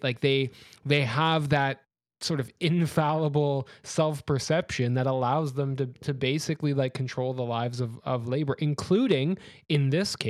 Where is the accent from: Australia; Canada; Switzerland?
Canada; I'm from Canada, and in Canada we have very strong vaccine mandates